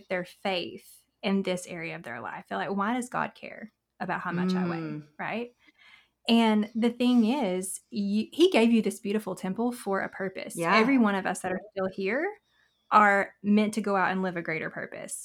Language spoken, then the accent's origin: English; Southern US, United States; accent: Southern; our Southern accent